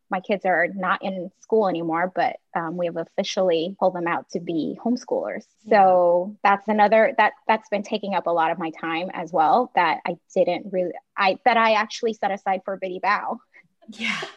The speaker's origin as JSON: {"language": "English", "country": "Taiwan", "tie": "born or raised there", "moved": "as an adult", "lives_now": "United States", "said": "I grew up in Taiwan."}